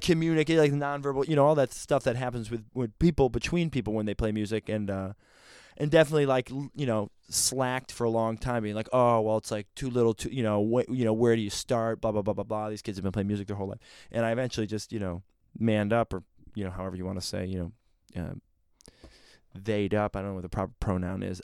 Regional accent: Rochester, New York, United States; I grew up in a small city called Rochester

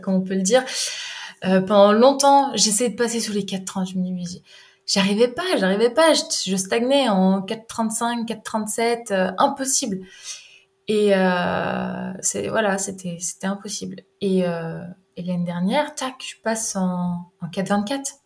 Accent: Jura, Bourgogne-Franche-Comté, France; moved away as an adult; also born or lived in Rennes; je me suis retrouvée à Rennes, alors que je suis originaire du Jura

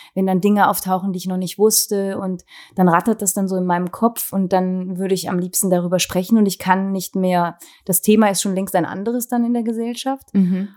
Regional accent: Wallonia, Belgium; bei uns in Ostbelgien

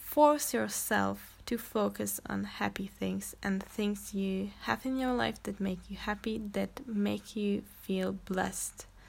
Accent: Czechia; English is a second language; I'm actually Czech, like I'm from Czech Republic, so sometimes or most of the time I'm gonna probably struggle with English

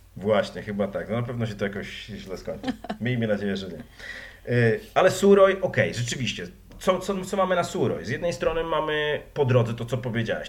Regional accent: Wrocław, Lower Silesian Voivodeship, Poland; Jestem z Wrocławia

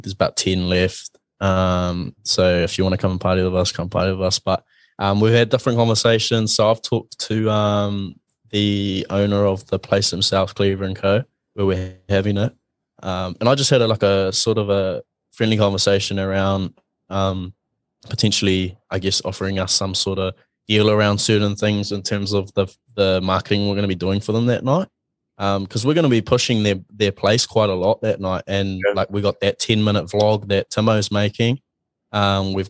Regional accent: Mount Maunganui, Bay of Plenty, New Zealand; I'm from Mount Maunganui

